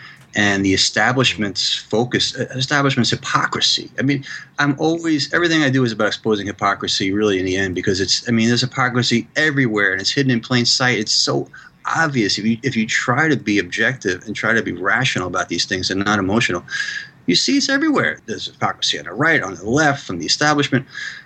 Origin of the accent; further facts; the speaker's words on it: United States; I'm U.S. centric just because I'm American